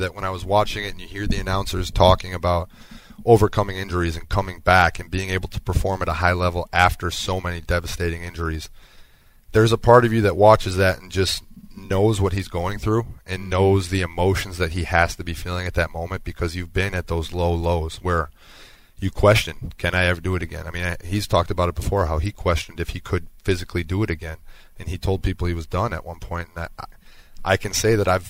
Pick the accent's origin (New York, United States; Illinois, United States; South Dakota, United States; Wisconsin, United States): Wisconsin, United States; growing up in Wisconsin